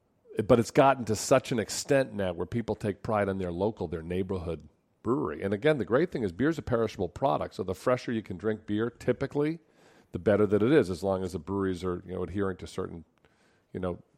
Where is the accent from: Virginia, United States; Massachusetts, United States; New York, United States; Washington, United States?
Massachusetts, United States; Worcester; I'm from Worcester